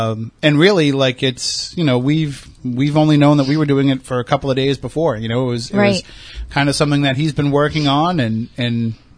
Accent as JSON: {"language": "English", "town": "Plymouth", "region": "Massachusetts", "country": "United States", "tie": "born or raised there", "said": "I grew up in Plymouth. I know the area."}